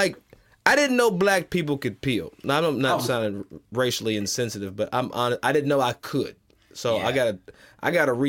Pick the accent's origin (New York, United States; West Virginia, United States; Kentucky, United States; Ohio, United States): Kentucky, United States